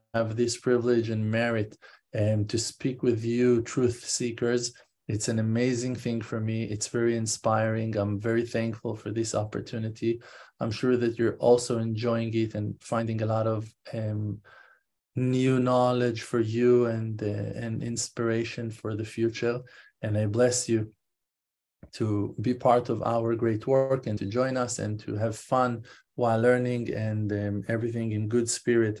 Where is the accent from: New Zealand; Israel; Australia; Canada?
Israel; I'm Israeli, I'm not American